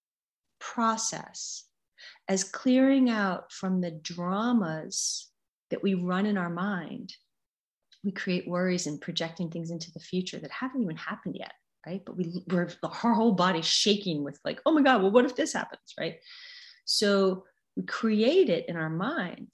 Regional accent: United States; I'm an American

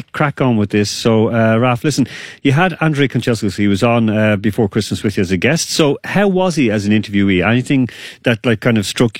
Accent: Ireland; now in Moscow, Russia; I'm from Ireland

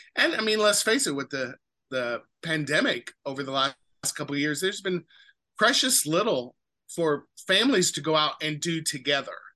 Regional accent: Speedway, Indiana, United States; moved away as an adult; also born or lived in Los Angeles / Seattle / Virginia / Cincinnati; I grew up in Speedway on the west side of Indianapolis where the 500 is

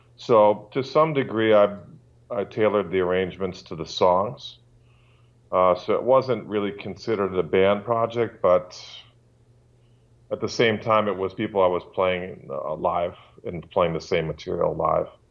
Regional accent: Milwaukee, Wisconsin, United States; I'm from Milwaukee, Wisconsin, U S

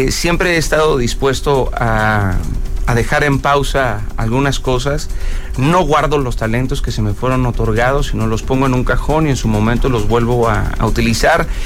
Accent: Mexico

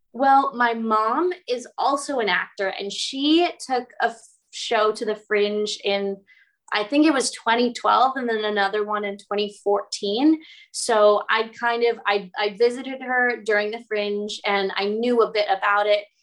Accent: United States; moved away as an adult; now in United Kingdom; an American living in the UK

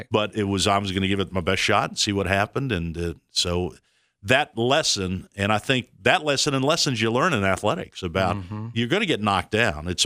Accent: Texas, United States; born there; We're in Texas. That I was born in Texas, and so we're in Texas, Fort Worth.

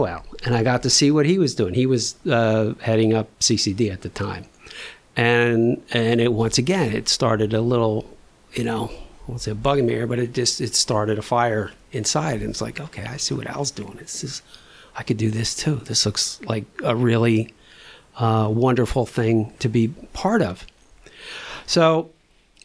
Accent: New Jersey, United States; now in Sicklerville, United States; I grew up in North Jersey, you know, in a traditional Polish Roman Catholic parish

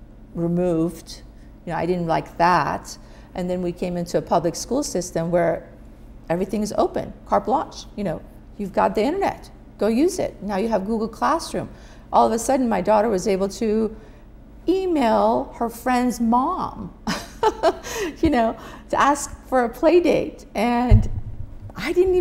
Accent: Iran; English is a second language; now in United States; I loved growing up in Iran

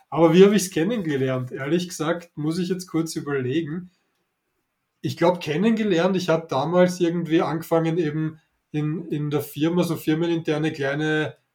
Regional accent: Vienna, Austria; accent: Viennese; Ich, ich hoffe, ihr verzeiht mir meinen, meinen leichten Wiener Akzent.

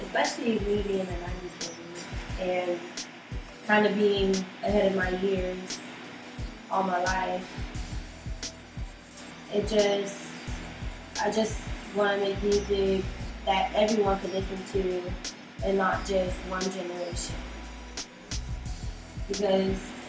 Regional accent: Miami, Florida, United States; I grew up in Miami for most of my life

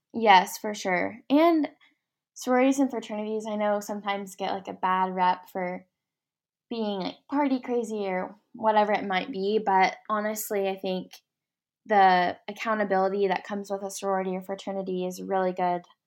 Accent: Ardmore, Oklahoma, United States; I'm from Ardmore, Oklahoma

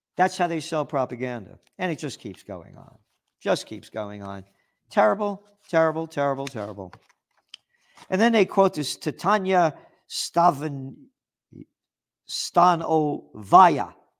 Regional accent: United States; I'm an American, a true American

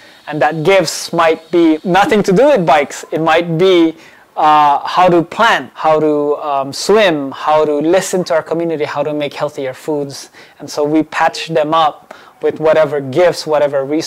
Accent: Honolulu, Hawaii, United States; also born or lived in Philippines; I was born in the Philippines, grew up here in Hawaii, and went to school all my life, lived all my life here in Kalihi

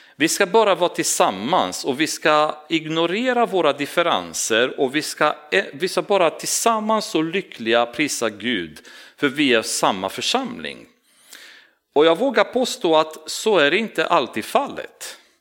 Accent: Romania; now in Sweden; jag kommer från Rumänien och jag har min kultur och min personlighet

